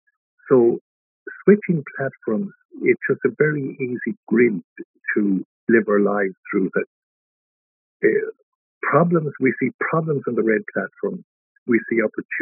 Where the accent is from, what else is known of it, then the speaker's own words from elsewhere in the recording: Dundee, Scotland, United Kingdom; Now, the fact that I had the power to choose was totally lost on me growing up in Dundee.